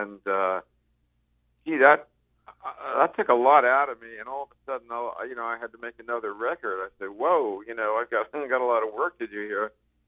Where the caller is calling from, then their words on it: Palm Desert, California, United States; Palm Desert, California.